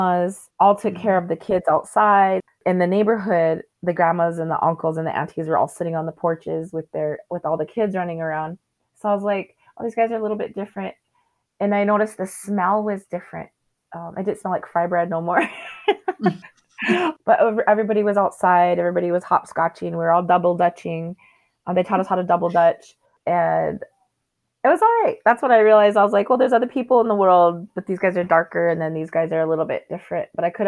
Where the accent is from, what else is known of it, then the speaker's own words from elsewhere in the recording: United States; we didn't really interact with the white people that lived on the reservation